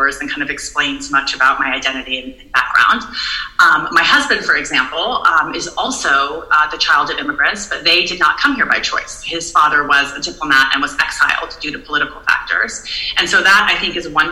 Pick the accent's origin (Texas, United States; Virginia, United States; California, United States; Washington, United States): California, United States; San Francisco; also born or lived in Iran; my brother and I were raised in San Francisco